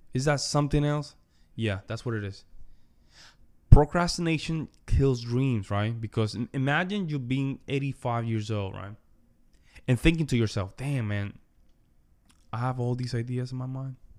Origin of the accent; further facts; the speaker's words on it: Las Marías, Puerto Rico; moved away; also born or lived in Wyoming / New York; I come from Puerto Rico, from the Commonwealth, right? Small town called Las Marias, very small town in the countryside of the island